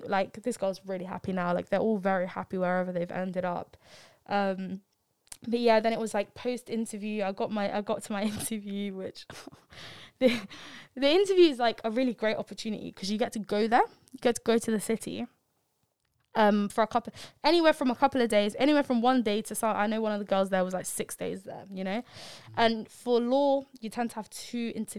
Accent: London, United Kingdom; I'm from London.

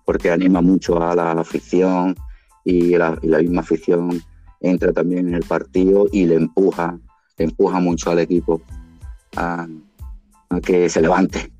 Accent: Málaga, Andalusia, Spain; como malagueño

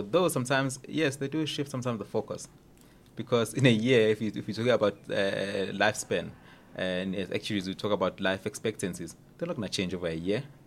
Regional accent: Durban, KwaZulu-Natal, South Africa; moved away as an adult; also born or lived in Cape Town; I was actually born in Durban, uh, in, in, uh, in Maran Hill, just outside Durban

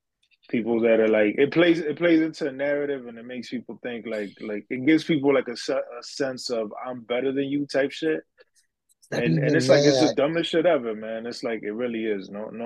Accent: Santo Domingo, Distrito Nacional, Dominican Republic; born there; also born or lived in New York / New Jersey / Miami; Nací en Santo Domingo, después nos mudamos para Nueva York, después New Jersey, después Santo Domingo, después Miami.

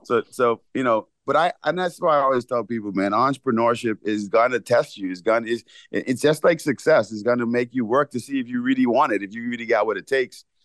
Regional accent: Bahamas; moved away; growing up in the Bahamas

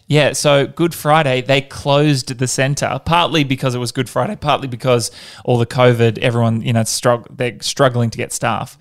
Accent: Perth, Western Australia, Australia; I grew up in Perth, so not a lot of snow over there

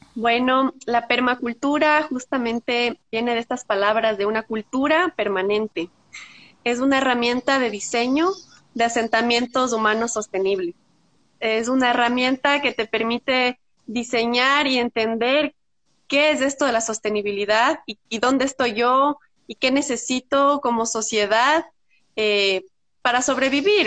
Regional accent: Quito, Pichincha, Ecuador; also born or lived in Brazil; yo soy quiteña, tumbaqueña, bueno, y crecí

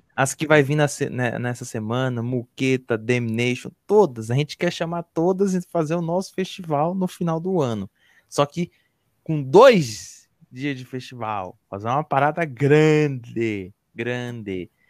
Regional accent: São Paulo, Brazil; Eu sou aqui da ZN. Cachoeirinha, Brasilândia

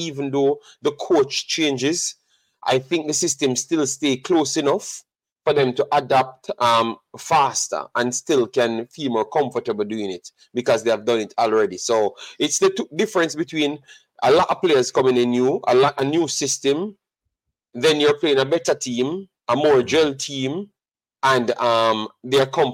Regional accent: Jamaica; I'm Jamaican, regardless of what people tend to think. I am Jamaican

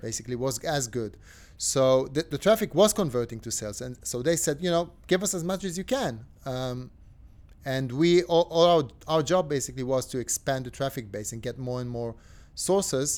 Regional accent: Tel Aviv, Tel Aviv District, Israel; I'm from Tel Aviv

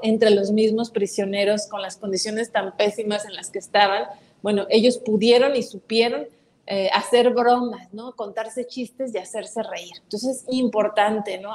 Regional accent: Mexico; como mexicanos

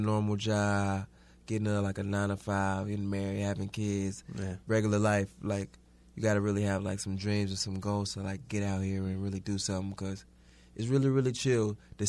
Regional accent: Houston, Texas, United States; now in New York City, United States; Growing up in Houston was different.

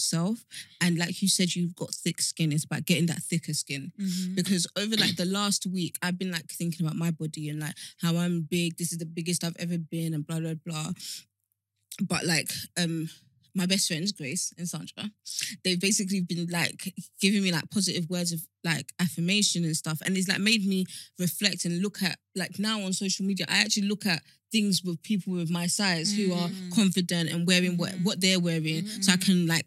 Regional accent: Nigeria; I'm Nigerian

